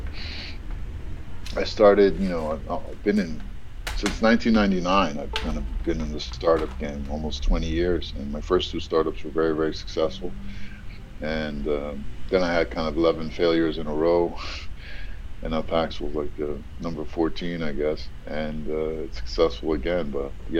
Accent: New York, United States; also born or lived in Egypt; I grew up in New York, but I was born in Egypt

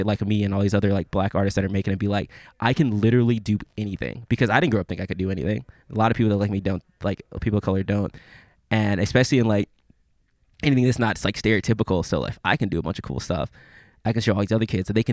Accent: Memphis, Tennessee, United States; I'm from Memphis

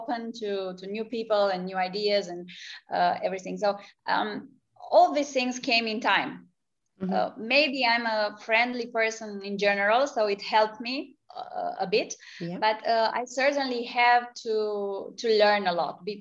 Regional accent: Romania; moved away as an adult; also born or lived in United States; I was coming from Romania, which was a free country, but it had been under a communist regime for a long time before. So I had lived for the first 12 years of my life in a completely different world

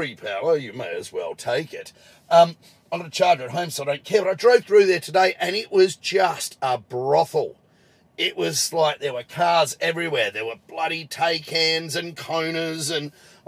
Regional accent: Adelaide, South Australia, Australia; in my home state, in my hometown, Adelaide now

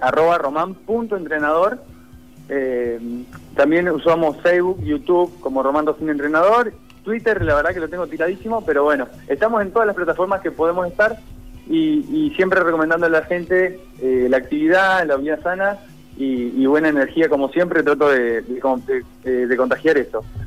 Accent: Argentina; Nosotros como argentinos

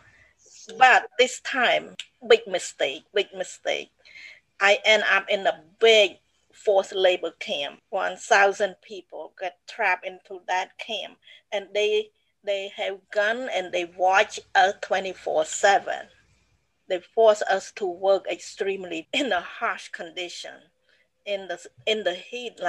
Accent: Battambang, Cambodia; English is a second language; moved away as an adult; also born or lived in Phnom Penh; now in United States; Battambang, that's my hometown

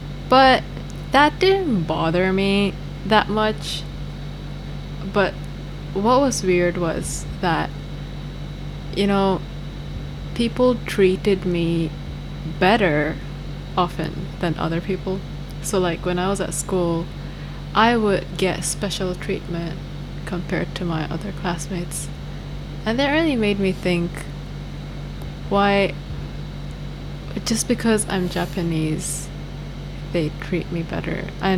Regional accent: Bhopal, Madhya Pradesh, India; moved away as an adult; So I left when I was 18. And obviously there is a lot of racism. Because I come from Bhopal, which is like in the middle of India, and you don't get to see a lot of foreign looking people there.

